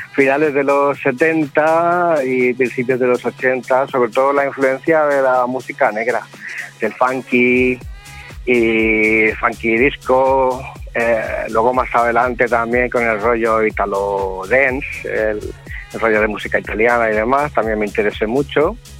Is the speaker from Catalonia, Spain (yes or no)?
yes; Sant Feliu de Llobregat, Catalonia, Spain; una sala de mi pueblo, de San Felipe de Llobregat